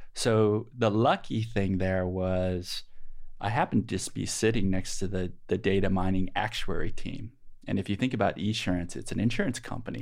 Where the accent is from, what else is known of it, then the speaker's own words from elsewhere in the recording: Peoria, Illinois, United States; moved away as an adult; also born or lived in Bay Area; I grew up in Peoria, Illinois